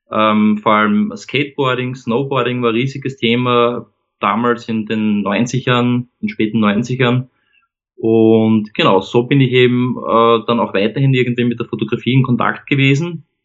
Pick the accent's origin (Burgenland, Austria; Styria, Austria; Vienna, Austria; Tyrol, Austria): Vienna, Austria; ich komme aus Wien, ähm, lebe da gemeinsam mit meiner Frau und unseren beiden Kindern ähm, ja, in, äh, am Stadtrand von Wien.